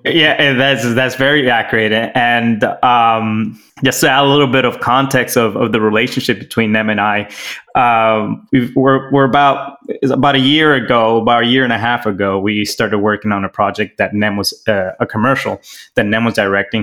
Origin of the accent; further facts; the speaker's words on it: Miami, Florida, United States; also born or lived in Los Angeles; I'm from Miami, Florida, born in LA, practically raised in Miami